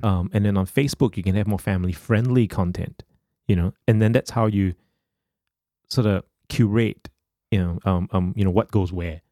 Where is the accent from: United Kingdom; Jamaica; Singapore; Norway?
Singapore; as a Singaporean growing up